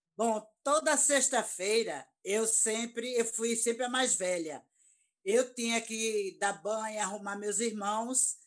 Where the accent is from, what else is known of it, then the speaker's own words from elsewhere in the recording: Garanhuns, Pernambuco, Brazil; em Garanhuns, Pernambuco